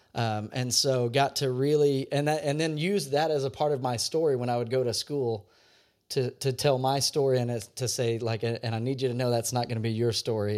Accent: Louisiana, United States; I grew up in Louisiana

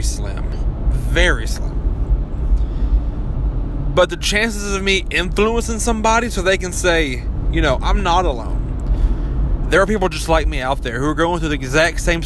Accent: Kentucky, United States; accent: mountain; growing up in Kentucky, I already have that, you know, mountain fuck your sister kind of accent

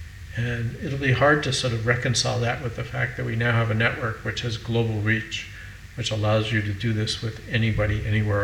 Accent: United States; I'm an American

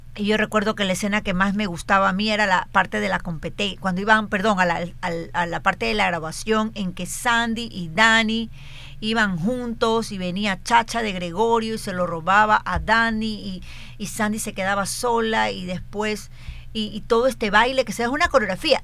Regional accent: Guayaquil, Guayas, Ecuador; estaba en sexto grado, es decir, tenía 11 años, pero ya entraba a la adolescencia, o sea, en Guayaquil

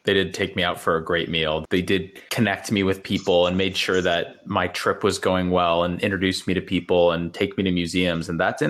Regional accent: Wisconsin, United States; I grew up in Wisconsin. My family's from Wisconsin.

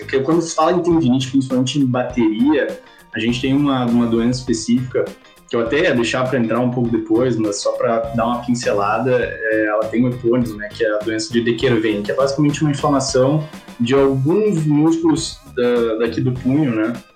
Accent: Porto Alegre, Rio Grande do Sul, Brazil; Sou de Porto Alegre, nascido e criado

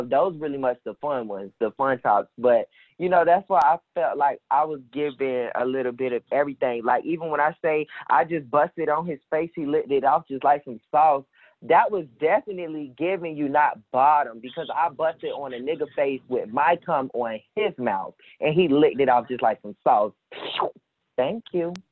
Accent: Jacksonville, Florida, United States; now in Texas, United States; And I'm actually not from Texas. Texas is where I reside. I'm actually from Florida, Jacksonville, Florida. Um, that's where I'm from. I'm definitely a down south boy

